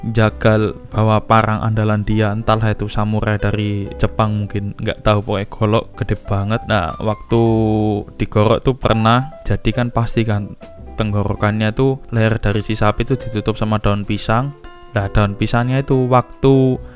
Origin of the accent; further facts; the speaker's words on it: Tuban, East Java, Indonesia; kalau teman-teman sering manggil saya orang Tuban ya karena memang asal saya dari sana desa Tasik Madu penghasil belimbing